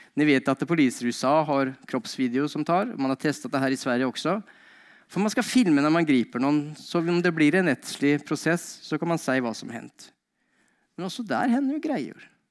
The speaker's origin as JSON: {"language": "Norwegian", "country": "Norway", "moved": "as an adult", "lives_now": "Sweden", "said": "jeg eh, kom fra Norge. Eh, bodd her i eh, ikke allmenn tid, men 16 eh, år tror jeg det blir."}